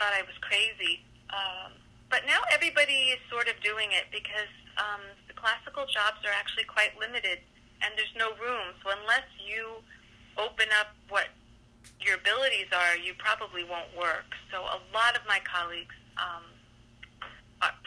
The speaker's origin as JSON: {"language": "English", "area": "Long Island", "region": "New York", "country": "United States", "tie": "born or raised there", "said": "I was raised on Long Island, we were metalheads my whole childhood"}